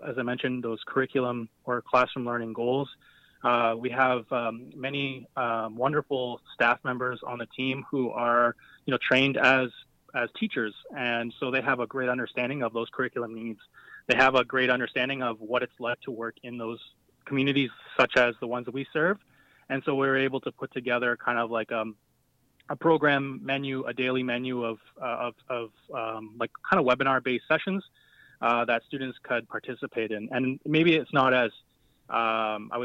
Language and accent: English; Wasauksing First Nation, Ontario, Canada; first language Ojibwe; English is a second language; I'm Ojibwe from Wasaksing First Nation